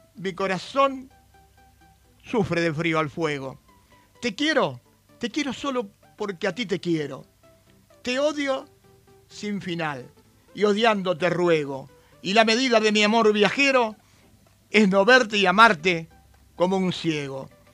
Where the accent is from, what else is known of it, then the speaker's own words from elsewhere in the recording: Argentina; en nuestro país